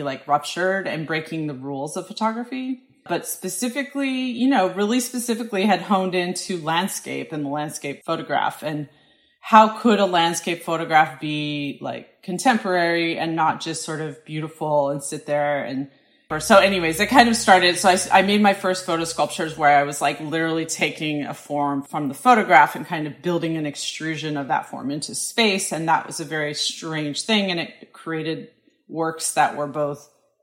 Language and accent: English; Colorado, United States; moved away as an adult; also born or lived in Syracuse, New York / Hudson, New York; now in Brooklyn, United States; I grew up in Colorado, and our family spent a lot of time hiking